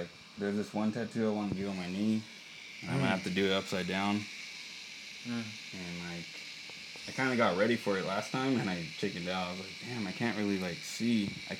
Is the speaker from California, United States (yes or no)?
yes; Buena Park, California, United States; also born or lived in Placentia; I was born around there, and like, I kind of grew up, like, I remember a little bit of childhood, and then we moved to like the apartments around Buena Park, and then, yeah, I just, like, I grew up there.